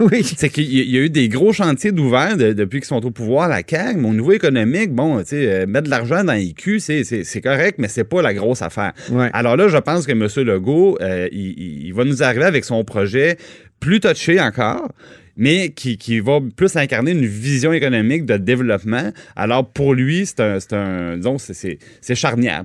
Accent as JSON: {"language": "French", "town": "Trois-Rivières", "region": "Quebec", "country": "Canada", "said": "à Trois-Rivières, je viens de Trois-Rivières"}